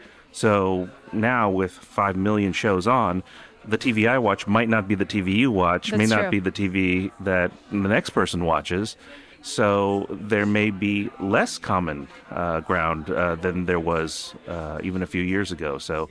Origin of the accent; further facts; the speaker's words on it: New York, United States; English is a second language; also born or lived in North Jersey, United States; You know, and I grew up in New York and North Jersey, and I don't think I have that accent.